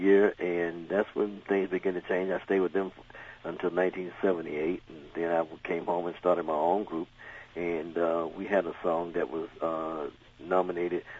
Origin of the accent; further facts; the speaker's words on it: the South, United States; I grew up in the South